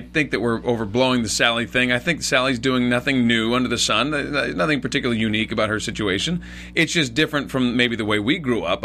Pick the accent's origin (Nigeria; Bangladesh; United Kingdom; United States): United States; West Coast; for me, at least growing up on the West Coast